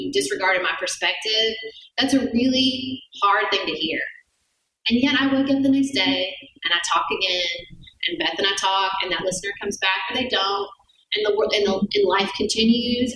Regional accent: Paducah, Kentucky, United States; I'm wholly dedicated to my hometown. I think everyone should live in Paducah, Kentucky

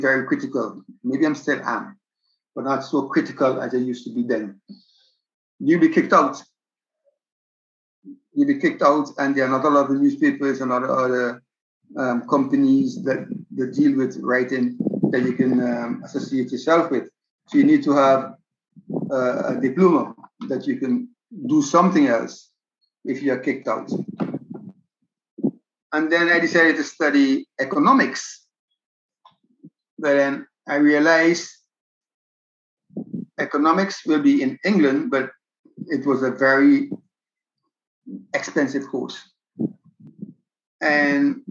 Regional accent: St. Vincent & Grenadines; moved away as an adult; also born or lived in Netherlands; now in Aruba; I'm originally from St. Vincent and the Grenadines.

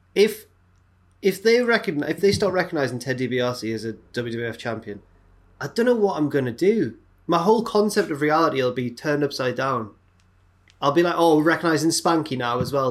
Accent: England, United Kingdom; we're English

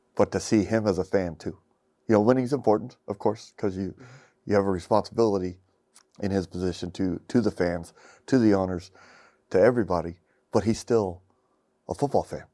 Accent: United States; as an American who doesn't get exposed to football like it's really meant to be

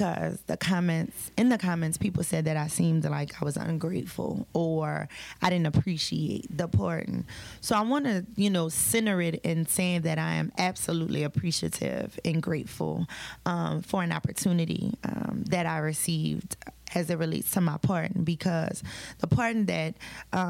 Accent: Louisiana, United States; I am from Louisiana

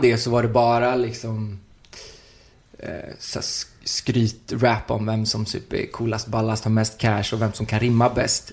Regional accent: Uddevalla, Västra Götaland, Sweden; now in Stockholm, Sweden

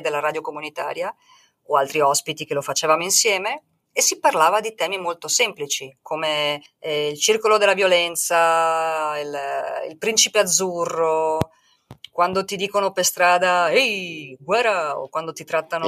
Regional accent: Italy; moved away as an adult; now in Mexico; sono italiana

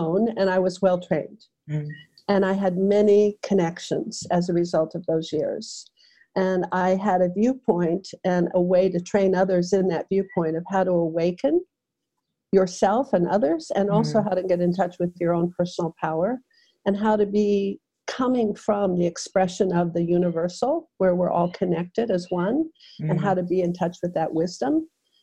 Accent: Aspen, Colorado, United States; my hometown of Aspen, Colorado

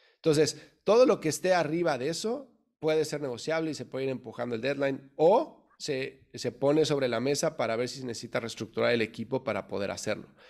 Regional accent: Mexico City, Mexico; moved away as an adult; now in United States; yo soy mexicano de la Ciudad de México, nací, crecí en el DF

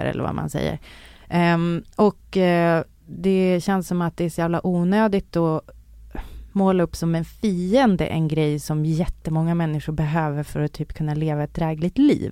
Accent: Umeå, Västerbotten County, Sweden; moved away; jag växte upp i Umeå.

